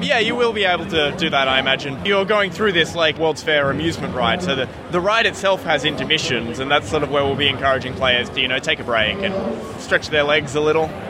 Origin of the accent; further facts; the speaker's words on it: Melbourne, Victoria, Australia; we're from Melbourne, Australia